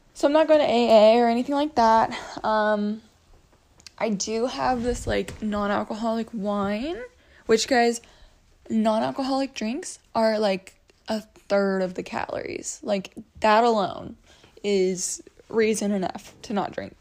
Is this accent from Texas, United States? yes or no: yes; Texas, United States; moved away; I grew up in Texas